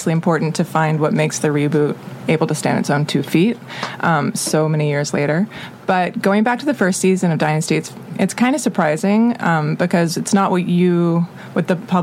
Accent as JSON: {"language": "English", "town": "Atlanta", "region": "Georgia", "country": "United States", "tie": "born or raised there", "said": "I'm from Atlanta, so I grew up with, you know, basically in Buckhead or Sandy Springs"}